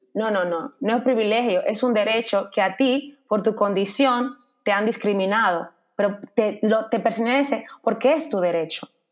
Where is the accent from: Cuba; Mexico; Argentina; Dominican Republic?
Dominican Republic; now in Spain; yo como dominicana